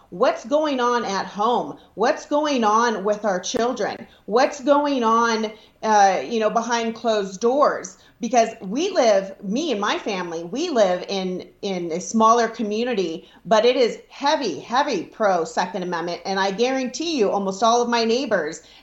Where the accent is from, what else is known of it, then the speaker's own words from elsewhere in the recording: Nevada, United States; I'm from Nevada